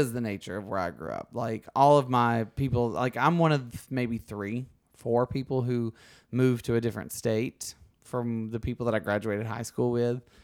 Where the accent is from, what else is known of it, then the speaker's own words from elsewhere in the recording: Alabama, United States; accent: Southern; moved away as an adult; where I grew up in Alabama